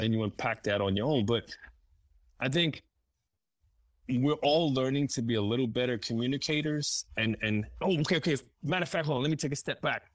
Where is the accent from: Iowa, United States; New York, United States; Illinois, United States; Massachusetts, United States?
New York, United States; New York City; English is a second language; moved away; I grew up in New York City and Spanish Harlem